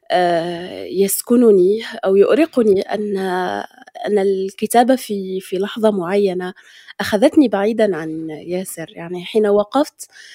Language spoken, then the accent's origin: Arabic; Morocco; accent: Moroccan Darija; نحن كمغاربة